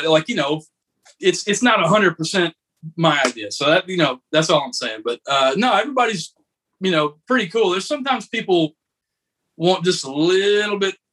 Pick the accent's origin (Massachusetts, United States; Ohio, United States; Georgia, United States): Georgia, United States; Douglasville; my hometown of Douglasville, Georgia